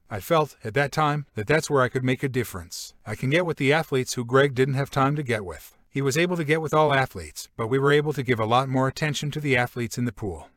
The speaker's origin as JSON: {"language": "English", "region": "California", "country": "United States", "tie": "born or raised there", "moved": "yes", "lives_now": "Jacksonville, United States", "said": "I grew up in California"}